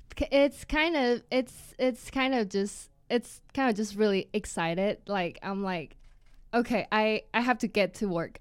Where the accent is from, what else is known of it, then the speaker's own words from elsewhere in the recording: Taiwan; moved away as an adult; now in United States; I'm from Taiwan originally